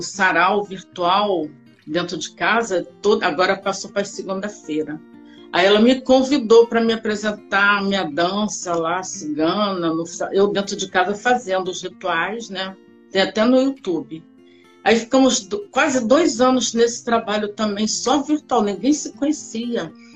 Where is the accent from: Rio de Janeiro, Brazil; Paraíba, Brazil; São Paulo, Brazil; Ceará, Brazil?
Rio de Janeiro, Brazil; also born or lived in Porto Alegre, Rio Grande do Sul; na realidade eu nasci em Rio Grande do Sul, Porto Alegre. Mas só que eu vim para cá, eu devia ter uns oito meses de idade Aí fui, fiquei aqui no Rio de Janeiro, já sou carioca